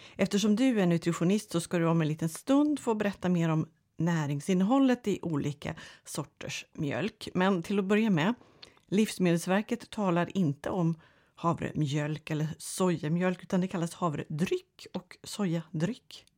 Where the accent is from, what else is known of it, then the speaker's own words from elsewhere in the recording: Sweden; vi svenskar